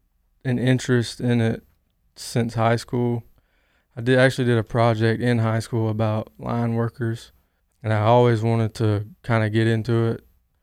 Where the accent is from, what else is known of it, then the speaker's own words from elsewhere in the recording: Newnan, Georgia, United States; I'm 25 years old. I'm from Noonan, Georgia.